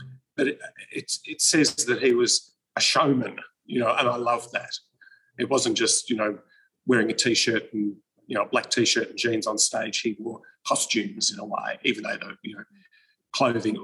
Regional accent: Melbourne, Victoria, Australia; I'm from Melbourne

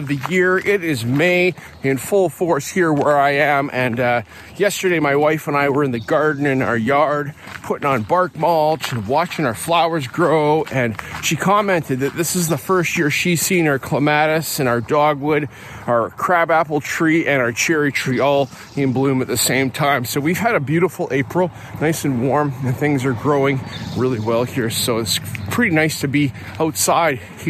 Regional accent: Calgary, Alberta, Canada; I grew up in Alberta, Shelley. So I grew up in Calgary, the other city.

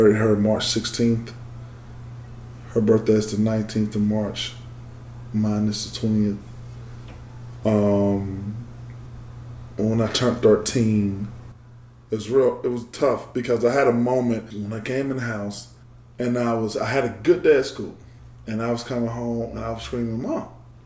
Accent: Macon, Georgia, United States; I grew up in Macon, Georgia.

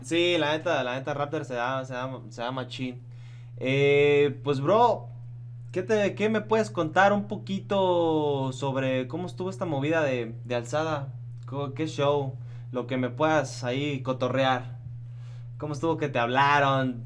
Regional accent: Michoacán, Mexico; yo soy de Michoacán

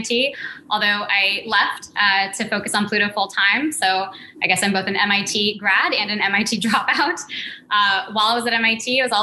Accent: Santa Cruz, California, United States; moved away; also born or lived in New York; I grew up in California in Santa Cruz in a recording studio in the Redwoods.

